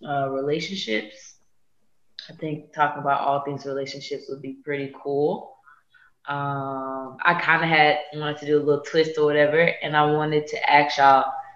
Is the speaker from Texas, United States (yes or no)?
yes; Houston, Texas, United States; now in Atlanta, United States; Yo. In Atlanta, Georgia, by way of Houston, Texas.